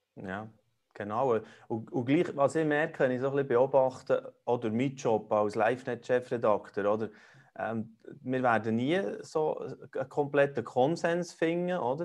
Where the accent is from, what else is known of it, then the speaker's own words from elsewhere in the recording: Switzerland; bei uns in der Schweiz